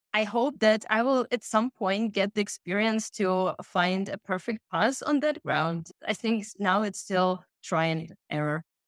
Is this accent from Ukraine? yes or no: yes; Ukraine; moved away as an adult; also born or lived in Russia / Kyiv, Ukraine; now in Germany; born in Russia most of my childhood and adolescent years I spent in Ukraine, and I started my education there